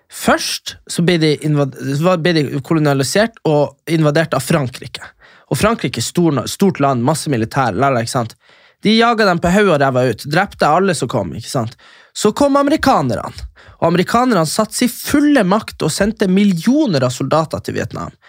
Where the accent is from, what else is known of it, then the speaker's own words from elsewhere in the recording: Fauske to Narvik, Nordland, Norway; Fauske til Narvik, det er der jeg er fra.